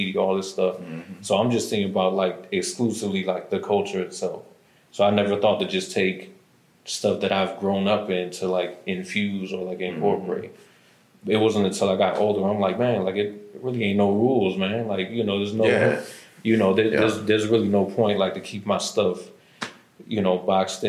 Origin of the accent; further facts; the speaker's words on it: Lorain, Ohio, United States; moved away as an adult; now in Atlanta, United States; I grew up in Lorain, around 30th and Globe